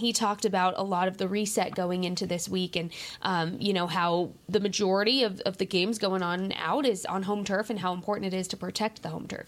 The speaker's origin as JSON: {"language": "English", "region": "New Mexico", "country": "United States", "moved": "as an adult", "lives_now": "Texas, United States", "said": "I'm from New Mexico."}